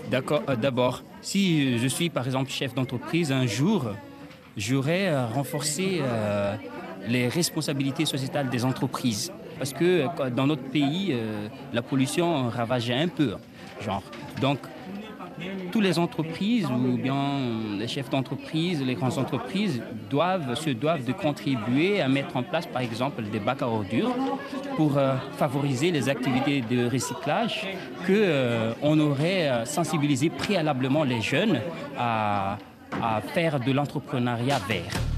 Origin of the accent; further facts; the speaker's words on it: Madagascar; je viens de Madagascar